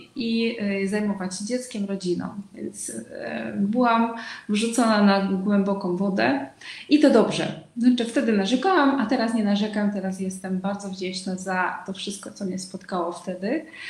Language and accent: Polish; Uzbekistan; Polish is a second language; moved away as an adult; also born or lived in Łódź, Poland; now in Kraków, Poland; pochodzę z Uzbekistanu, choć Uzbeczką nie jestem. E, urodziłam się w Związku Radzieckim